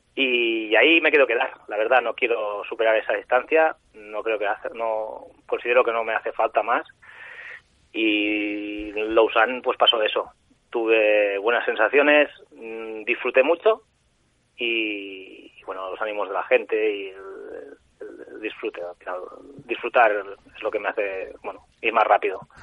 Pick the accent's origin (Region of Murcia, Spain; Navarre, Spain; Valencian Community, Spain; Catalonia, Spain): Catalonia, Spain; Sant Feliu de Guíxols; yo soy de San Felipe de Quixos, un pueblo de la Costa Brava